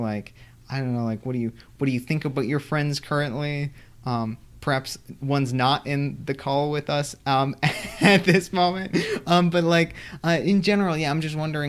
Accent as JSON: {"language": "English", "country": "United States", "moved": "yes", "lives_now": "Canada", "said": "I'm an American"}